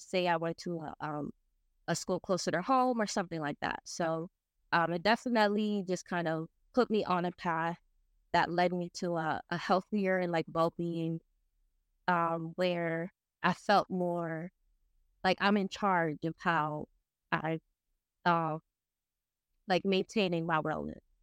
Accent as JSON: {"language": "English", "town": "New York City", "region": "New York", "country": "United States", "tie": "born or raised there", "said": "I was born and raised in the Bronx"}